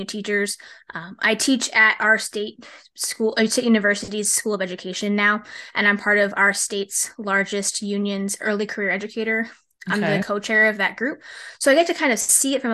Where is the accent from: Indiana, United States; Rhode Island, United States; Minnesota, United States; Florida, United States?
Rhode Island, United States; the idea that I could be in my home state working, 15, 20 minutes from where I grew up